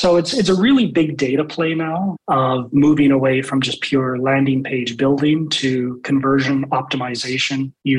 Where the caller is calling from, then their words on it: Calgary, Alberta, Canada; So joining today from my home office in Calgary, Alberta, which for maybe some of your international listeners, that's in Canada.